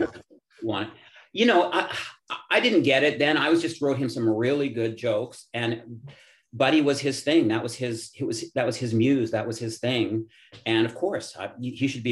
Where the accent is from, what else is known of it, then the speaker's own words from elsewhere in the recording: Edmonton, Alberta, Canada; I'm from Edmonton.